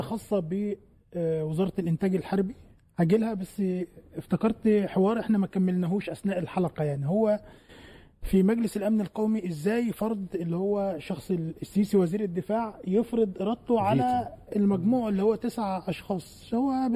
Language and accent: Arabic; Egypt; عندنا في مصر